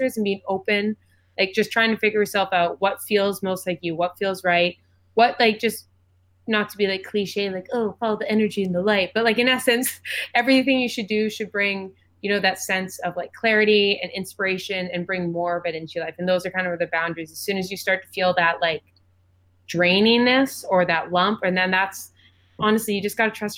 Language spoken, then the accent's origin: English; Edmonton, Alberta, Canada; moved away as an adult; now in Toronto, Canada; I moved back to Edmonton